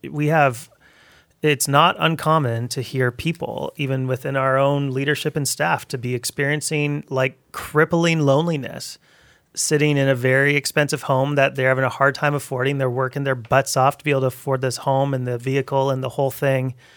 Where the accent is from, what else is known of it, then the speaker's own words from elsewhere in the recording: Abbotsford, British Columbia, Canada; moved away; also born or lived in Towson; growing up in Abbotsford